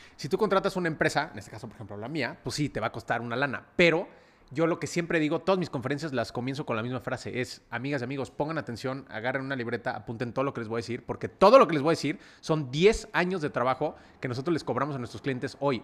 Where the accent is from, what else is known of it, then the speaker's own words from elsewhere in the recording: Mexico City, Mexico; nací en la Ciudad de México